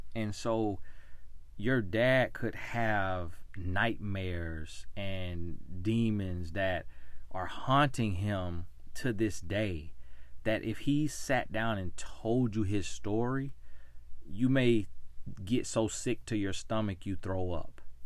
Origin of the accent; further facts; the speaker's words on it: United States; my story of being American, born in America